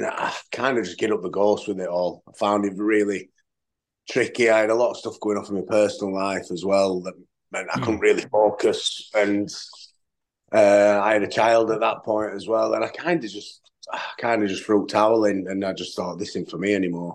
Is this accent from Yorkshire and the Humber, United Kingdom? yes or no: yes; Yorkshire and the Humber, United Kingdom; also born or lived in Doncaster; I'm not from Sheffield. I'm from South Yorkshire, which is sort of, I mean, I'm about 25, 30 minutes from Sheffield.